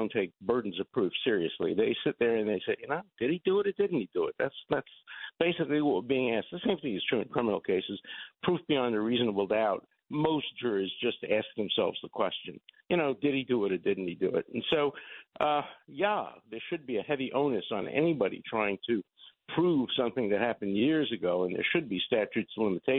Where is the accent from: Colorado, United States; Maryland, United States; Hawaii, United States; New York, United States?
New York, United States; New York City; I'm from Borough Park